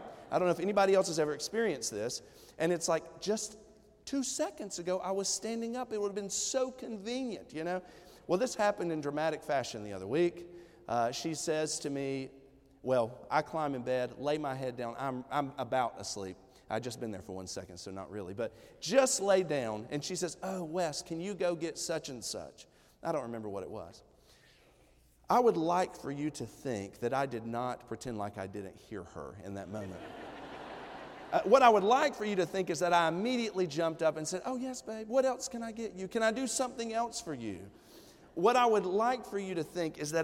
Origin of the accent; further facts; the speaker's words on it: Johnson City, Tennessee, United States; the good old East Tennessee country where I'm from, okay? And so we're from Johnson City, Tennessee